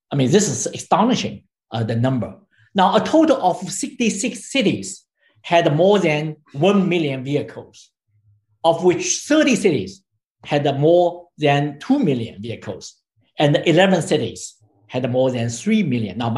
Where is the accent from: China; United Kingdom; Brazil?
China; I grew up in China